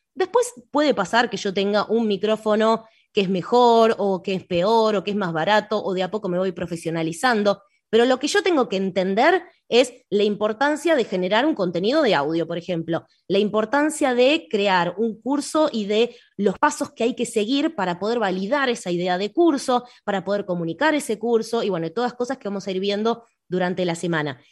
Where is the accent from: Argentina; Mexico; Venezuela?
Argentina; soy argentina